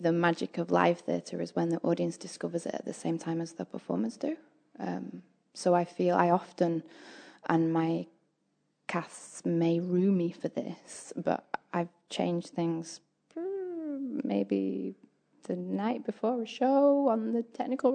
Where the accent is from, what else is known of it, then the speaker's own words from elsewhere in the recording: England, United Kingdom; now in New Zealand; I am from England